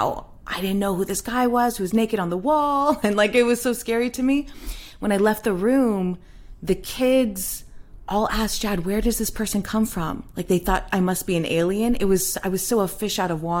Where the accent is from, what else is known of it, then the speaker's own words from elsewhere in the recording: Nevada, United States; growing up in Nevada